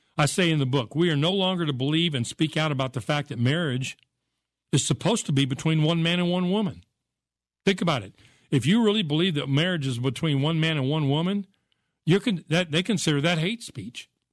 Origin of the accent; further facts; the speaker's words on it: United States; I grew up in America.